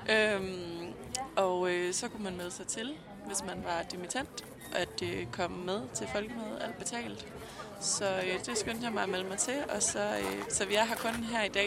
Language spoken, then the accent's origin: Danish; Central Denmark Region, Denmark; now in Aarhus, Denmark; og jeg er 27, og jeg kommer fra Djursland, men jeg bor i Aarhus og har boet der i syv år.